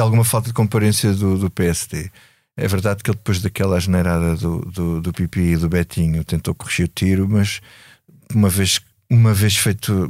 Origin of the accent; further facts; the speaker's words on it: Grândola, Alentejo, Portugal; sou, sou do Alentejo, sou de Grândola e sou de uma terra revolucionária